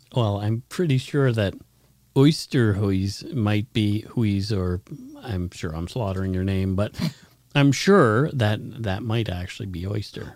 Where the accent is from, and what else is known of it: Canada; accent: Canadian